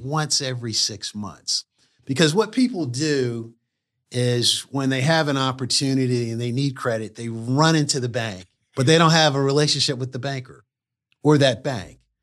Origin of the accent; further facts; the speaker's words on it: Wilmington, Delaware, United States; moved away; also born or lived in Durham, North Carolina; I grew up in Wilmington, Delaware.